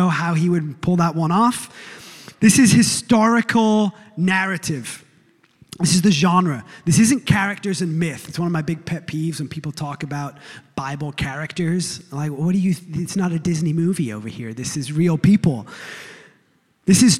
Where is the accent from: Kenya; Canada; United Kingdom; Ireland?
United Kingdom; England; now in United States; I was born in England, a few weeks ago, after 16 years of living in these United States, I can say that I've become a citizen of this land